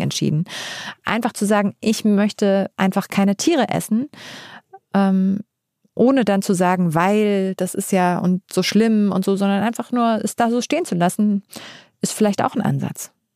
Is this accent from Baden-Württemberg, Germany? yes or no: no; Uelzen, Lower Saxony, Germany; Ich komme aus Uelzen und das ist so ein richtiges Dorf